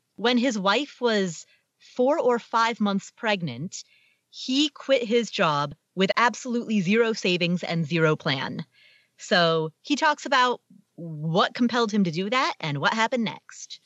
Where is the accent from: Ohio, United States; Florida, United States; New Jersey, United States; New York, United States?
Ohio, United States; Cincinnati; Jerry Springer was the mayor of my hometown